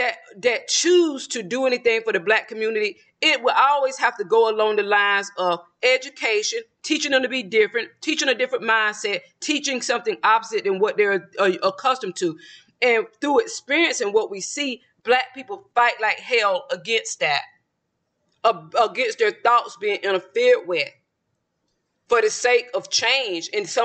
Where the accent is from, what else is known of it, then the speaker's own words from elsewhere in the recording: the South, United States; Mine also, when I'm from the South, but my accent is prevalent whoever I'm speaking with, especially when I get excited or emotional. You can tell that I'm from the South.